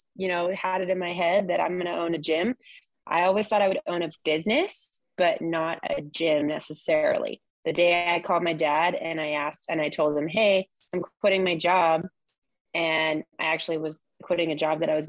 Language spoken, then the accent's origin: English; Orange County, California, United States; also born or lived in San Luis Obispo; now in Ventura, United States; I come from Orange County